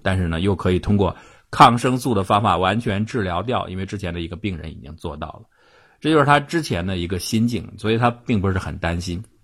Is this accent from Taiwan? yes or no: no; China; 还有包括我们中国人